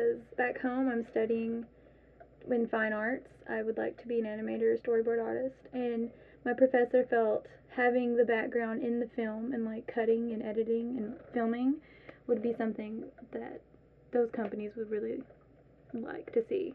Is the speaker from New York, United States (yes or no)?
no; Grayson, Kentucky, United States; I'm from Carter County in Grayson